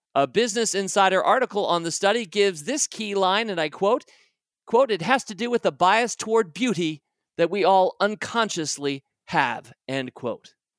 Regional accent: United States; my experience of being an American

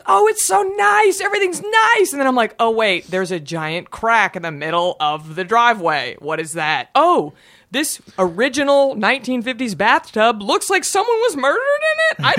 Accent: Garland, Texas, United States; moved away as an adult; now in California, United States; I'm from a less opulent area. I'm from Garland. I'll just say I'm from Garland. If you've ever seen King of the Hill, it was based in Arland, which is where I'm from. He was making fun of my hometown. Wow. So that's where I grew up.

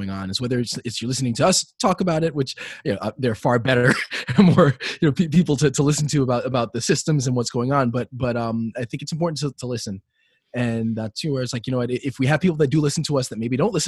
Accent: New York City, New York, United States; also born or lived in Manhattan; I grew up in Brooklyn until I was in middle school. Then I moved to Manhattan

